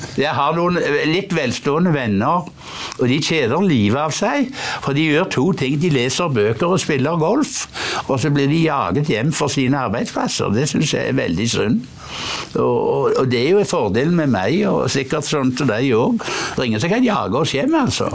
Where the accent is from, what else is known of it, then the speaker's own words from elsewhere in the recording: Hjelmeland, Rogaland, Norway; moved away; der jeg kommer fra opprinnelig. Hjelmeland i Ryfylke